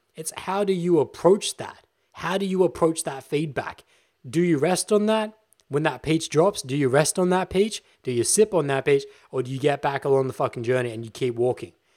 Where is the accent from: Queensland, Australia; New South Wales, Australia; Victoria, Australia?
Victoria, Australia; now in Adelaide, Australia; in the moment, I'm in Adelaide, South Australia, but I'm actually from Victoria